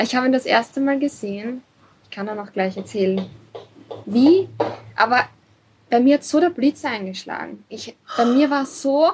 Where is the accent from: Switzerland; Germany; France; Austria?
Austria; das Dorf, wo ich aufgewachsen bin, hat 60 Einwohner, also ist sehr klein. mhm. ist zwar mhm. eine halbe Stunde von Wien